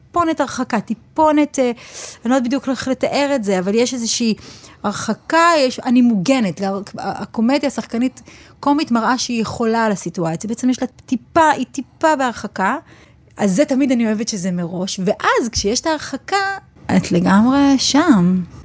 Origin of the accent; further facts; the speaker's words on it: Petah Tikva, Central District, Israel; אני מפתח תקווה ואני לשם שייכת